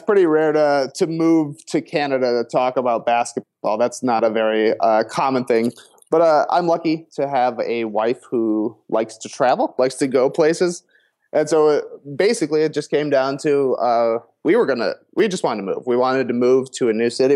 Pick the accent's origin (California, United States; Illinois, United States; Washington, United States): Illinois, United States; Plano; I grew up, um, like I said, Plano. You know, a tiny, tiny town